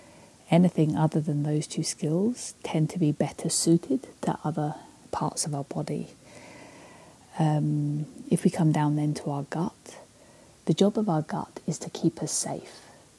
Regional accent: Canada; now in Victoria, Canada; For those of you who don't know me, I am Canadian despite this accent.

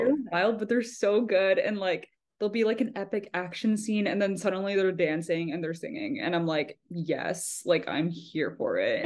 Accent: Texas, United States; now in Boston, United States; I'm from Texas

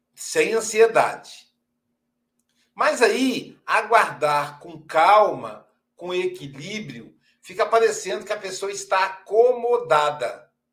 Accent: Minas Gerais, Brazil; nós somos mineiro

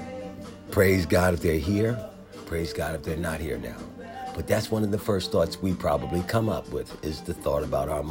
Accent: Philadelphia, Pennsylvania, United States; I grew up in Philadelphia

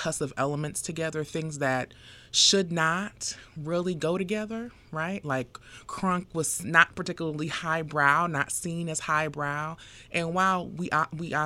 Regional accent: Fort Lauderdale, Florida, United States; now in Atlanta, United States; I'm from Fort Lauderdale, Florida

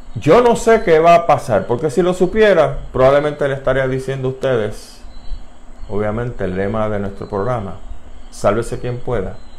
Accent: Puerto Rico; las preocupaciones que nosotros tenemos como puertorriqueños

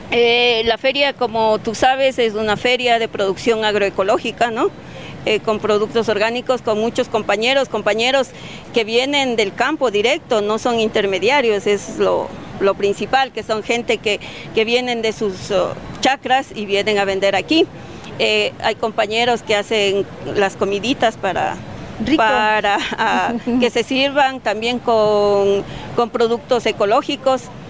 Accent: Latacunga, Cotopaxi, Ecuador; venimos de la Tacunga, estamos al pie de los Ilinizas en un sitio que se llama Tuacaso

